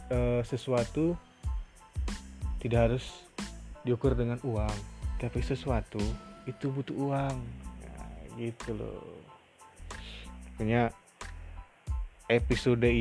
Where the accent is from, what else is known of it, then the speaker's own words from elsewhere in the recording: Bengkulu, Indonesia; aku asalnya dari Bengkulu provinsi Bengkulu Sumatera